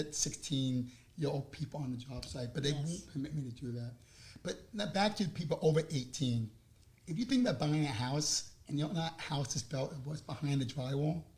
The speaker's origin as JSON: {"language": "English", "area": "Long Island", "region": "New York", "country": "United States", "tie": "born or raised there", "accent": "New York", "moved": "yes", "said": "I'm from Long Island"}